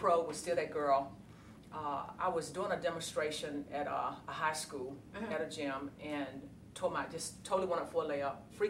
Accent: Virginia, United States; Growing up in a small town in Virginia, I was that chick.

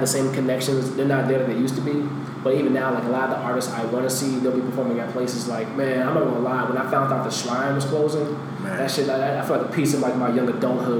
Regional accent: Chicago, Illinois, United States; I've grew up in Beverly my entire life

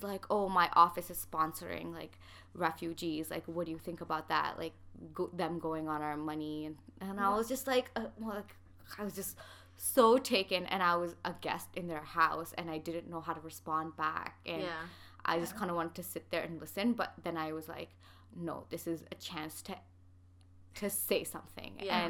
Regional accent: Canada; people will just be like, where are you from? I'll be like, oh, Canada. And then I'm like, where? I'm like, okay, Pakistan.

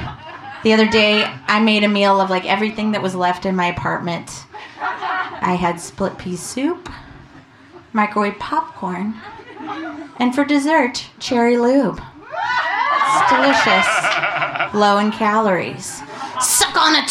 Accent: Vancouver, Washington, United States; moved away as an adult; I grew up in Vancouver, Washington

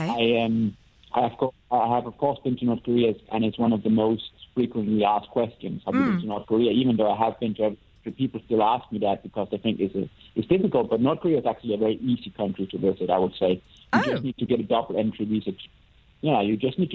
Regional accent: Denmark; moved away; I get back to Denmark once in a while.

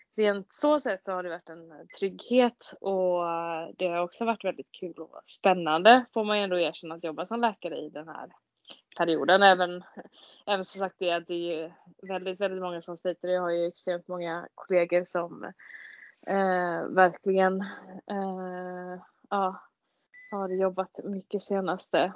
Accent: Gothenburg, Västra Götaland, Sweden; jag är eh, född och uppvuxen i Göteborg

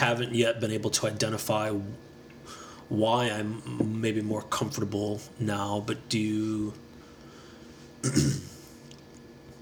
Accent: United States; as an American

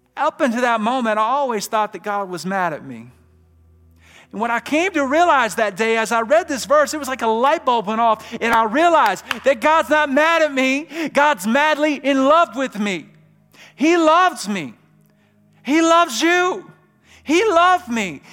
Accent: Birmingham, Alabama, United States; I'm from Birmingham, Alabama

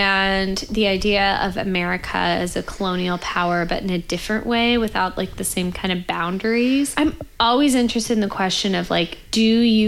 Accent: Kansas, United States; I'm from Kansas.

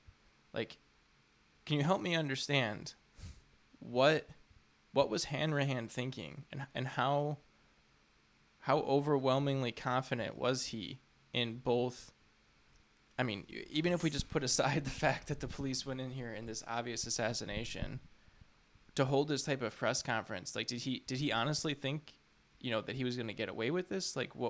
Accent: Chicago, Illinois, United States; So I'm from Chicago. I'm from the West Suburbs.

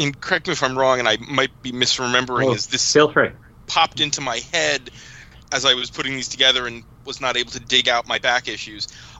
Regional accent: Newark, New Jersey, United States; We grew up right near Newark, New Jersey.

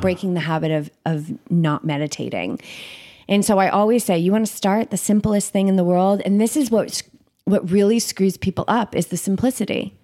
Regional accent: Cape Cod, Massachusetts, United States; moved away as an adult; also born or lived in Boulder, Colorado; I grew up in Cape Cod

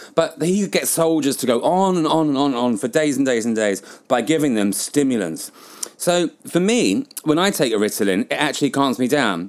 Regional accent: England, United Kingdom; moved away; also born or lived in Southeast Asia; as a British person

